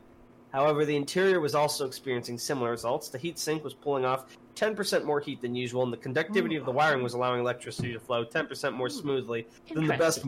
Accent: United States; I am American.

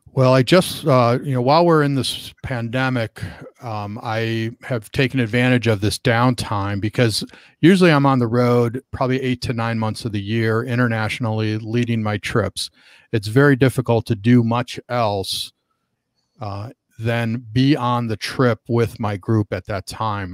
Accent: Chicago, Illinois, United States; moved away as an adult; now in Southern California, United States; I started bringing groups back to Chicago, and I was really just looking for a, a way to get a free trip back to, to my hometown and see my family

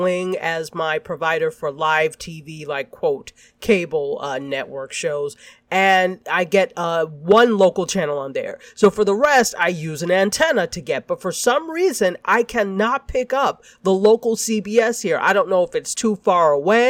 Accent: Ann Arbor, Michigan, United States; moved away; also born or lived in upstate New York; I am actually originally, before we moved to upstate New York, I'm from Ann Arbor, Michigan.

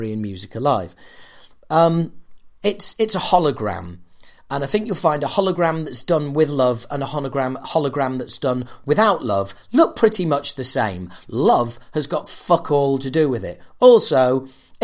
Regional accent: United Kingdom; I'm British

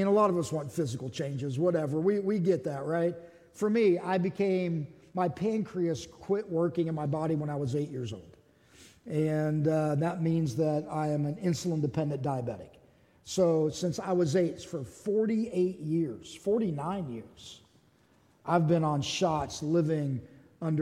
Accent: Pittsburgh, Pennsylvania, United States; moved away; I was raised in Pittsburgh

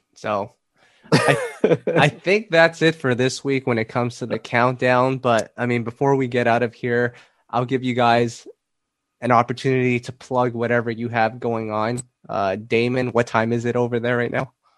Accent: Canada; I'm Canadian

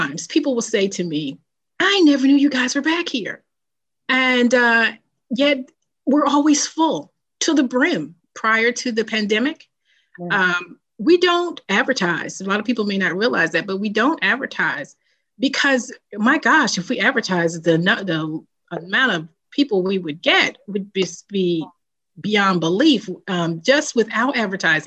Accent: New Jersey, United States; now in Maryland, United States; I'm originally from New Jersey.

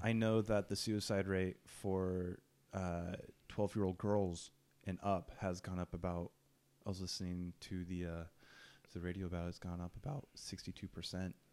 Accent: Ukiah, California, United States; I'm from Ukiah

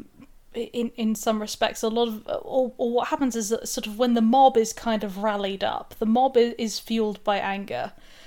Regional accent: United Kingdom; now in Sussex, United Kingdom; I'm in Sussex. and I'm British

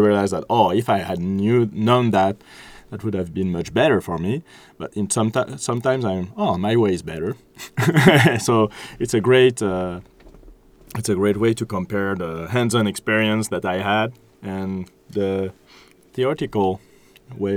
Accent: Switzerland; now in France; I'm from Switzerland

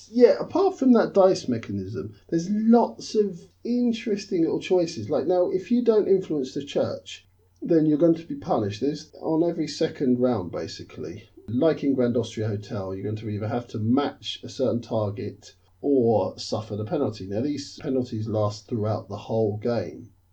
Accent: London, United Kingdom; as a Londoner, born and bred.

